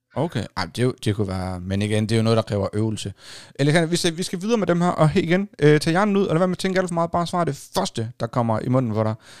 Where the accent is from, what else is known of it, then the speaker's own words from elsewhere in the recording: Hjørring Municipality area, North Denmark Region, Denmark; heroppe, der er det jo det samme, her, hvor jeg kommer fra